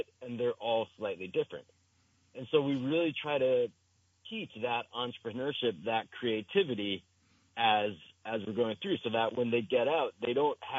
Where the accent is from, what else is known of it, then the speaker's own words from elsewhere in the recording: New Jersey, United States; now in Vermont, United States; I grew up in New Jersey